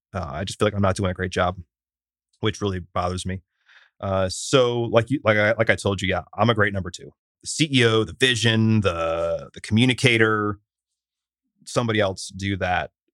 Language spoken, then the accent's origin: English; Syracuse, New York, United States; now in Austin, United States; I'm from Syracuse, which is not large